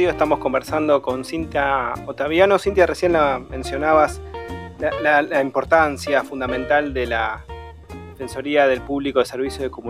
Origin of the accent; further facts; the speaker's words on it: Argentina; yo soy ah, de Argentina también, y también me siento muy privilegiado de poder este, ser uno de los pocos argentinos que puedo hacerle preguntas.